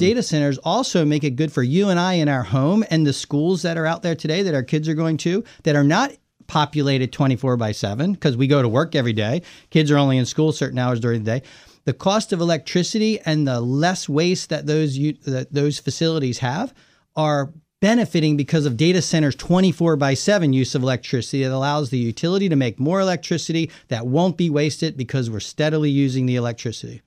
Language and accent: English; Maryland, United States; also born or lived in Northern Virginia; I'm from the Mid-Atlantic, I'm from Maryland and from Northern Virginia